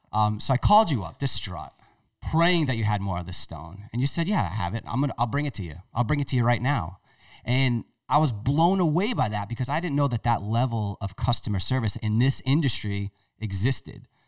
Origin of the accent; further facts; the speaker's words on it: Tiverton, Rhode Island, United States; That's my hometown